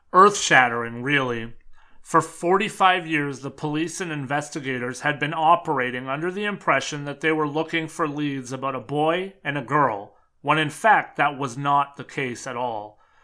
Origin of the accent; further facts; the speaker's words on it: Canada; being a Canadian